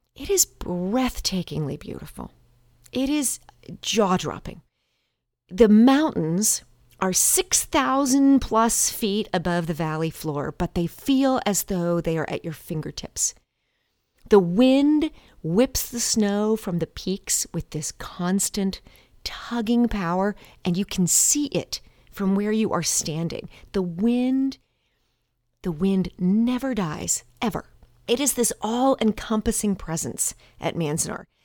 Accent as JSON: {"language": "English", "town": "Montgomery", "region": "Alabama", "country": "United States", "tie": "born or raised there", "said": "my hometown of Montgomery, Alabama"}